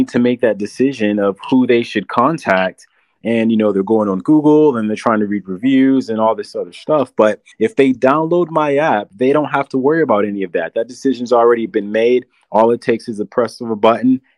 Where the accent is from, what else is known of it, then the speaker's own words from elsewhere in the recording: San Antonio, Texas, United States; I'm from San Antonio and I wanted to give back to the city that raised me, the city that I love